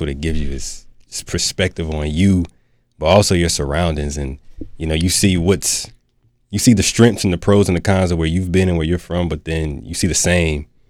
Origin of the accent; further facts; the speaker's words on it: Durham, North Carolina, United States; born and raised in Durham, North Carolina